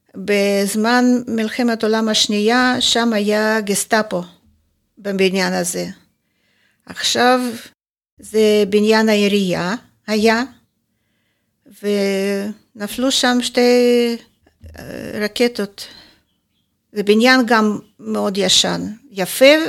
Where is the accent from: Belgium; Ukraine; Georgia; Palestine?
Ukraine; Kharkiv, Kharkiv Oblast; Hebrew is a second language; moved away as an adult; now in Israel; נולדתי בחרקוב. עד גיל 39 וחצי הייתי גרה בחרקוב